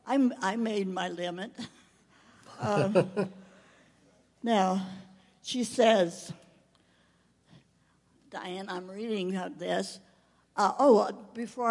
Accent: Maryland, United States; moved away; also born or lived in Rio de Janeiro, Brazil; Maryland, my hometown

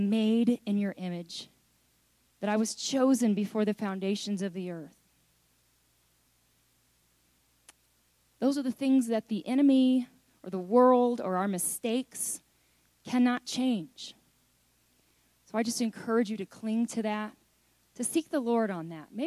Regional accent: United States; I'm an American

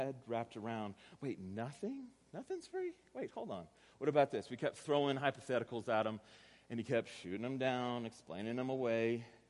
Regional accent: Texas, United States; accent: Texas; I'm from Texas, and so I'm going to use a Texas accent, so prepare yourself for this.

